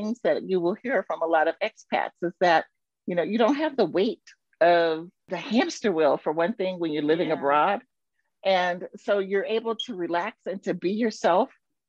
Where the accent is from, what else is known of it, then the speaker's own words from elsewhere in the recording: California, United States; moved away as an adult; now in Qatar; Before that, though, I'm originally from California, but I've lived in many states in the U.S. throughout my various careers.